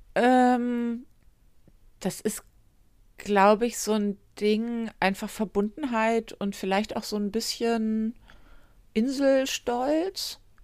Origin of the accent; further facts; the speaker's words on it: Northern Germany, Germany; Ich bin Norddeutsche, sehr auch.